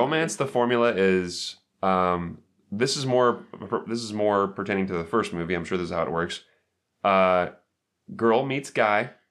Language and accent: English; United States; I'm American